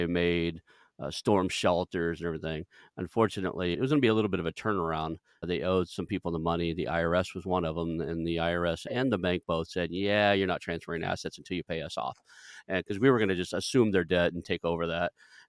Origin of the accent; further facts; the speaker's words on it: Oklahoma, United States; you were in a little town called Kiefer, which is probably only about 15, 20 miles from where I grew up.